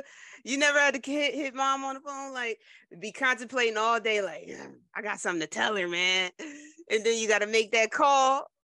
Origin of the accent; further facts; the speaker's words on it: Trenton, New Jersey, United States; moved away; North Jersey, South Jersey. I'm from Trenton, right in the middle.